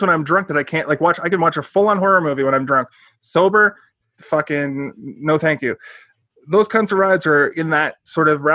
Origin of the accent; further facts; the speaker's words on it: Halifax, Nova Scotia, Canada; moved away; I'm from Halifax originally.